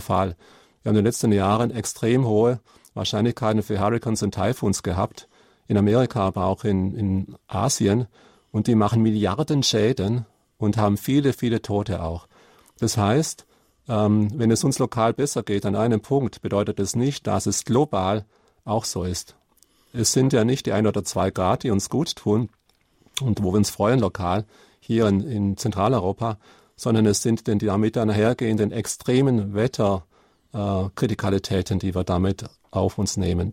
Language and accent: German; Karlsruhe, Baden-Württemberg, Germany; wo ich herkomme, Karlsruhe